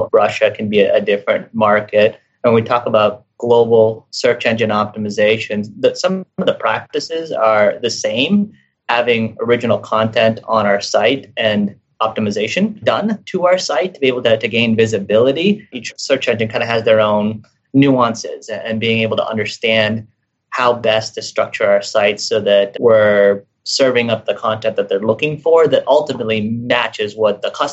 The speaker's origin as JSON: {"language": "English", "country": "Philippines", "said": "I'm from the Philippines"}